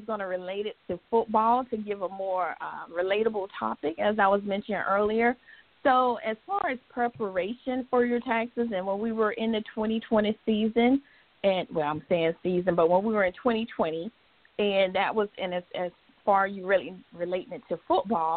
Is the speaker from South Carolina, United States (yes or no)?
yes; Williston, South Carolina, United States; I'm originally from Williston, South Carolina.